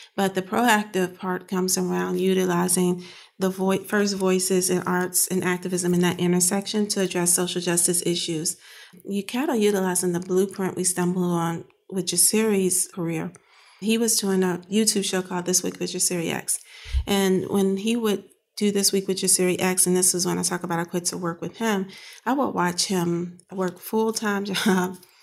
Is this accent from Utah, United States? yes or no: no; Chicago, Illinois, United States; moved away as an adult; now in Pittsburgh, United States; I grew up in Chicago on the South Side